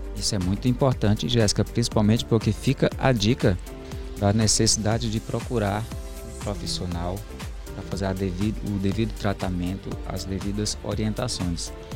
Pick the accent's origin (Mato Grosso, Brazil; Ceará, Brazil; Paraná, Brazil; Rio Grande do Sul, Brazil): Ceará, Brazil; Juazeiro do Norte; eu sou do interior, lá de Juazeiro do Norte